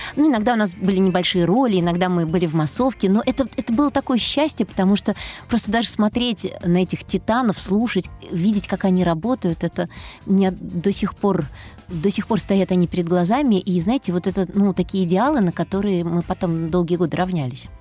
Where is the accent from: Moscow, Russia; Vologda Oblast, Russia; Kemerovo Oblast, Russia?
Moscow, Russia; Я родилась в Москве. Э, всю жизнь прожила в Москве